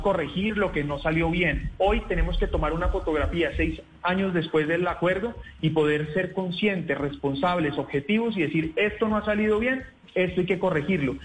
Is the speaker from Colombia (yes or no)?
yes; Colombia; como colombianos